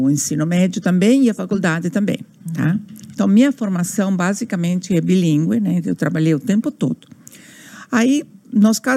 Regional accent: Buenos Aires, Argentina; Portuguese is a second language; moved away as an adult; now in Brazil; eu nasci na Argentina, sim, em Buenos Aires, uhum. sou portenha

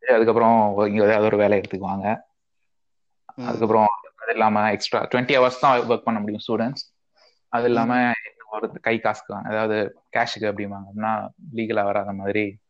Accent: Jaffna, Northern Province, Sri Lanka; also born or lived in India; now in Canada; நான் வந்து பலகாலம் இந்தியால இருந்தாலும் நான் இந்தியன் கிடையாது

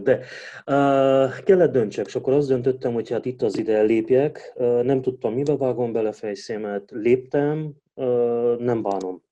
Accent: Hunedoara, Hunedoara County, Romania; majdnem 95%-ában román közösségben nőttem fel Vajdahunyadon.

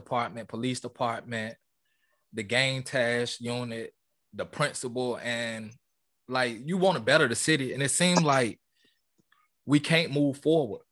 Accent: Portsmouth, Virginia, United States; I'm from Portsmouth. Like, you wear it on your shoulders. It's in us

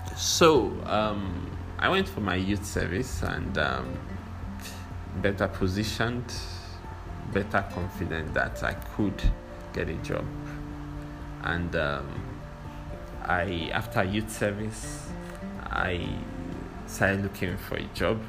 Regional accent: Nigeria; I'm a Nigerian

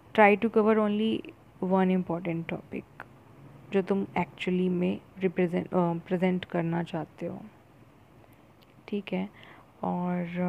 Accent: India; accent: Indian; अगर इंग्लिश में बात करती हूँ तो मेरा एक्सेंट जो है वो इंडियन ही रहता है

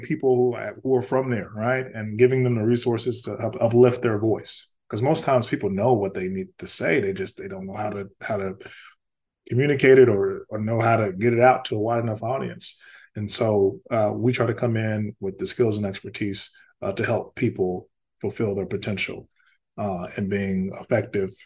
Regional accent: Louisiana, United States; growing up in Louisiana

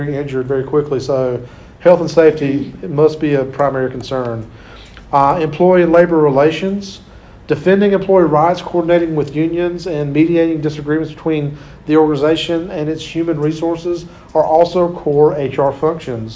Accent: Clinton, United States; in my hometown of Clinton

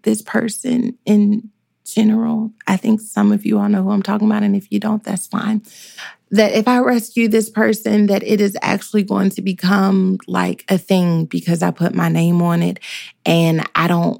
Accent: Dallas, Texas, United States; I'm from Dallas

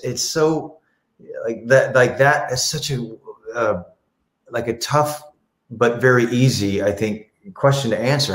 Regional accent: the South, United States; I'm from the South

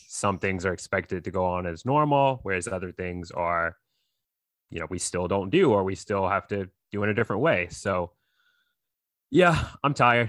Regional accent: North Carolina, United States; I grew up out here in North Carolina

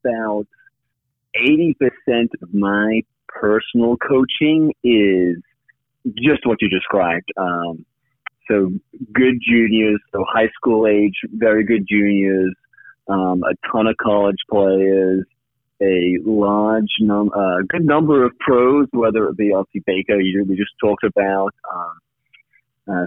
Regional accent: United Kingdom; now in United States; I grew up just outside London, so I'm a UK citizen originally

